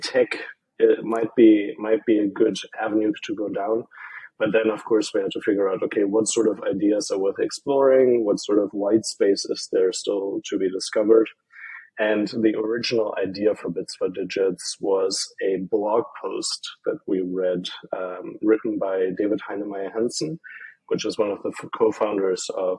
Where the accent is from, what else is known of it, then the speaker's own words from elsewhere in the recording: Germany; moved away as an adult; also born or lived in Ireland; I'm from Germany